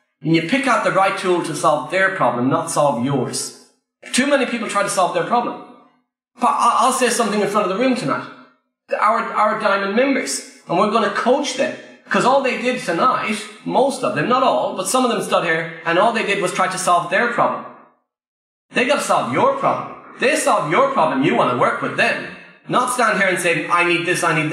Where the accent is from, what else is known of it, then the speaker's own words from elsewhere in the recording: Ireland; I'm Irish, English is my second language